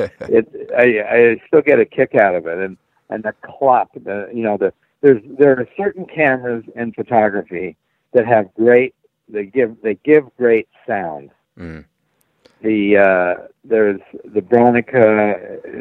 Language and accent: English; Salt Lake City, Utah, United States; moved away; I grew up in Salt Lake City and still consider it home.